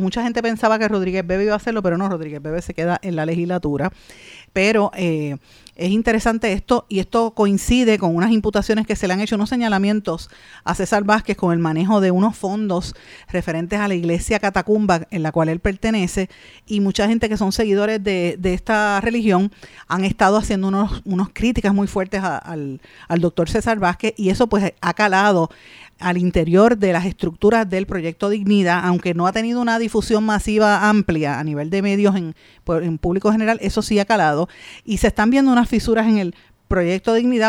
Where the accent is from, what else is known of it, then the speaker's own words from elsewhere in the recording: Puerto Rico; Nosotros como puertorriqueños